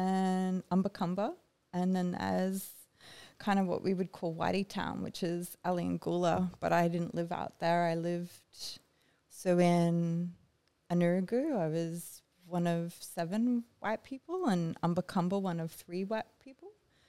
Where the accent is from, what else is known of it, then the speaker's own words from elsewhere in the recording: Brisbane, Queensland, Australia; also born or lived in Groote Eylandt; Sort of in another suburb, just up the way, more middle class suburb.